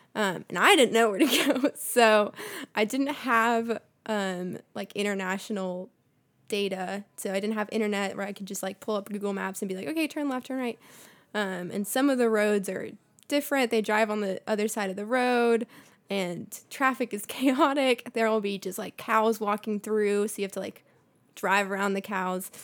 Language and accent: English; Bolivia; now in United States; I was born in Bolivia, so it's like a slightly poorer country